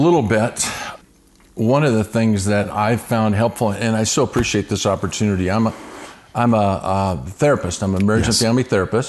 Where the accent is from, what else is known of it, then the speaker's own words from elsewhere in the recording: San Diego, California, United States; also born or lived in Los Angeles, California / Eugene, Oregon; When people say where is home, I still say San Diego. Just a little bit of my backstory. I was actually born in the L.A. area.